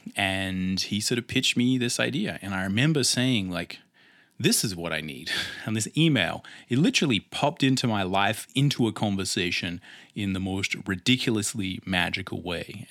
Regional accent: Australia; accent: Australian; I am Australian, as no doubt my accent will let tell

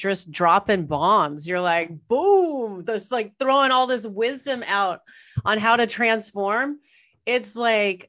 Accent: Irvine, California, United States; moved away as an adult; now in Toronto, Canada; I was like born and raised in Orange County, Irvine.

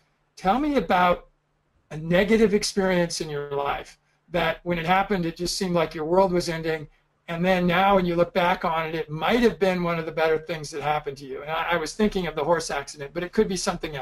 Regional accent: Southern California, United States; moved away as an adult; I grew up in Southern California

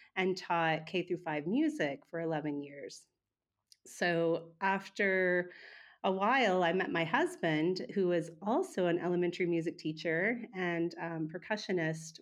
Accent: Oklahoma, United States; moved away; also born or lived in Wagoner; I was born and raised in Oklahoma, um, so I've been in Oklahoma most of my life, or for the first half of my life.

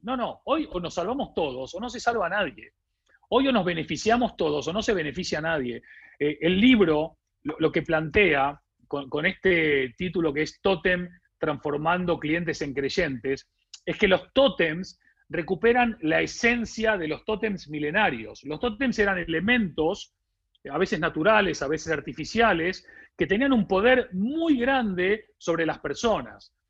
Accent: Argentina; accent: Argentine; moved away as an adult; now in Spain; yo vengo de un país que es Argentina, como se habrán dado cuenta por mi acento, a pesar de que ya vivo 20 años en España, viví 30 en Argentina

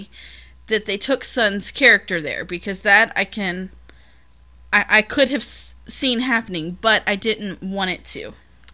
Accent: United States; as an American woman

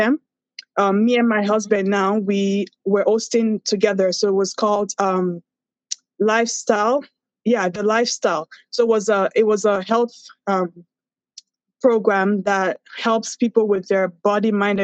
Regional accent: Nigeria; moved away; also born or lived in Toronto; I'm Nigerian

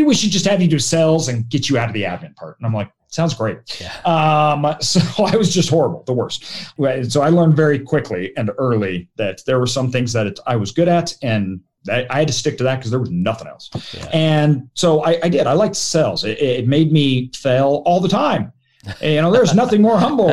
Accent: Idaho, United States; I'm from Idaho.

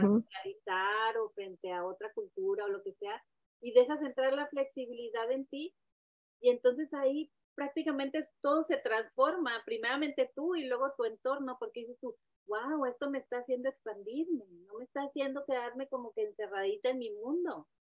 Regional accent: Mexico; moved away; la inmigrante o como la mexicana que vive donde no debe de vivir

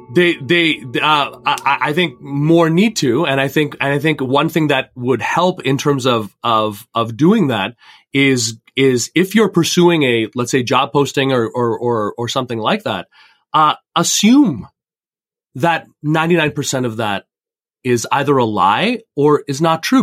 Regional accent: Canada; also born or lived in India (ancestry); now in Fairport, United States; I come from Indian immigrants growing up in Canada

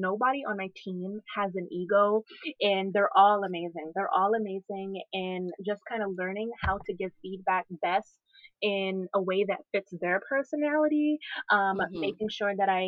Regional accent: Charleston, South Carolina, United States; moved away as an adult; now in Charlotte area, North Carolina, United States; my hometown, which is Charleston, South Carolina

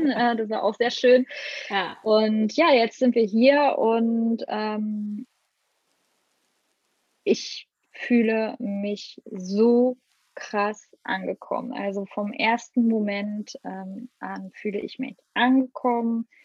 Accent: Brandenburg, Germany; Die leben in Brandenburg in der Nähe von Berlin. Die haben dort ein Haus und einen Garten, wo ich aufgewachsen bin.

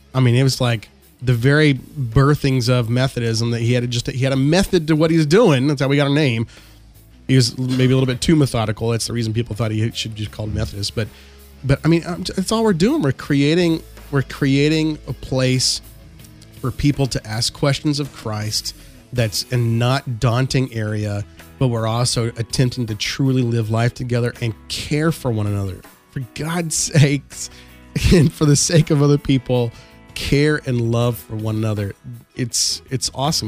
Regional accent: Texas, United States; I am from Texas

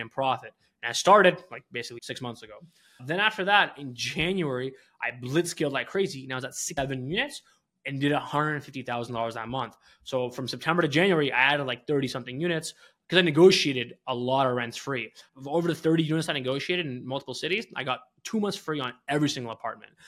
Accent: Canada; moved away as an adult; also born or lived in Philadelphia / Detroit; I'm not an American citizen, I'm a Canadian

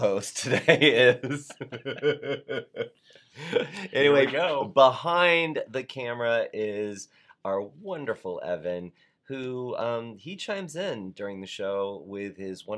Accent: Douglasville, Georgia, United States; that's what we called it in Douglasville, Georgia

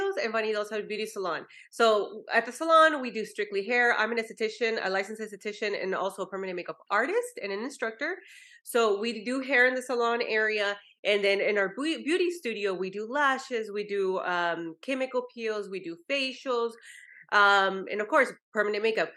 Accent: California, United States; moved away as an adult; now in San Antonio, United States; I'm from California

